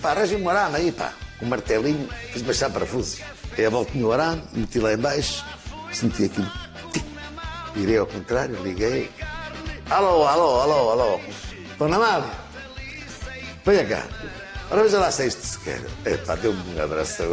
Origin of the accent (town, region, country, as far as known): Northern Portugal, Portugal